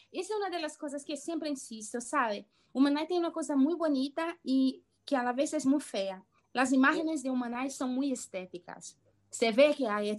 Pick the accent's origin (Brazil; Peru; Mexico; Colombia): Brazil; first language Portuguese; Spanish is a second language; principalmente cuando yo hablo sobre mi, mi infancia o mi pasado en Brasil, obviamente todas las palabras y todas las memorias me vienen en portugués